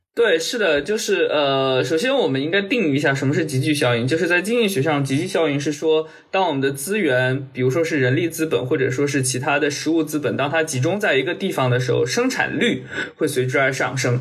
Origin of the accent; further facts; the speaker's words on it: Wenzhou, Zhejiang, China; moved away; 像温州，我，呃，我的家乡